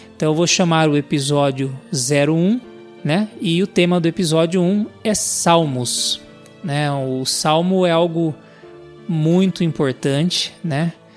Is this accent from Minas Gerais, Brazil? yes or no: no; Sorocaba, São Paulo, Brazil; sou aqui da cidade de Sorocaba